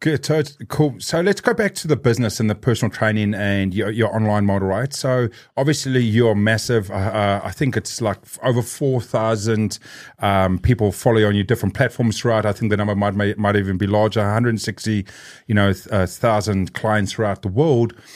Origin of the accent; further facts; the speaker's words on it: South Africa; growing up in South Africa